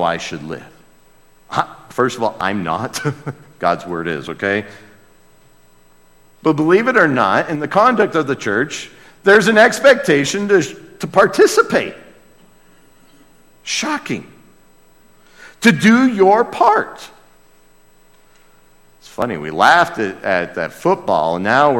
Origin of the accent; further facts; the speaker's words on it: United States; as an American